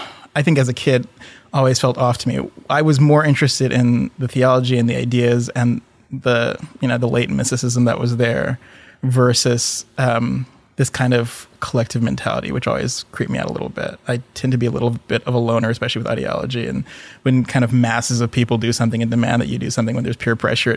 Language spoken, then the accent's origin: English; Indonesia; also born or lived in Singapore / Michigan / Philippines / Thailand; I grew up in Southeast Asia, was born in Singapore, grew up in Indonesia, a little bit in Michigan when my dad was doing his PhD at Andrews, and then the Philippines and Thailand.